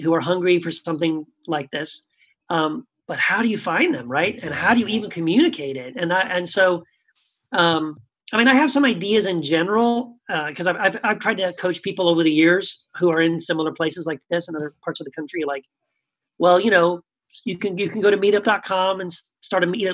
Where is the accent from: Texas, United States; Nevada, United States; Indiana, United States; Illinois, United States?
Texas, United States; El Paso; moved away as an adult; also born or lived in California; this is my hometown. I grew up here.